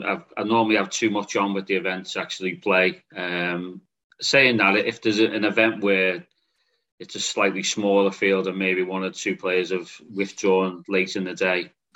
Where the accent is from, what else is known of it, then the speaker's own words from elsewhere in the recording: Liverpool, North West England, United Kingdom; I was born in Liverpool, and I still live 6 or 7 miles from Liverpool. It's I'm still quite handy to get into the main city